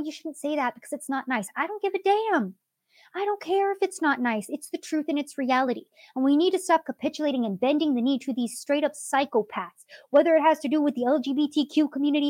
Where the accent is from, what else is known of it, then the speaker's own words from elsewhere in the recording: United States; I view myself as an American